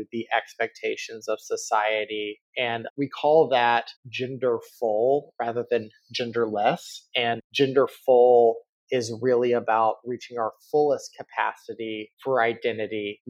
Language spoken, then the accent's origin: English; Texas, United States; As a kid growing up in Texas